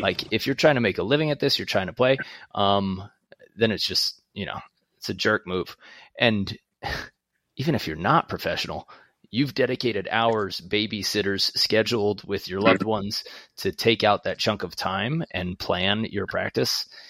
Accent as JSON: {"language": "English", "town": "New York City", "region": "New York", "country": "United States", "tie": "born or raised there", "also_born_or_lived": "Long Beach, New York", "moved": "yes", "said": "I'm from Queens. I grew up playing volleyball in Long Beach"}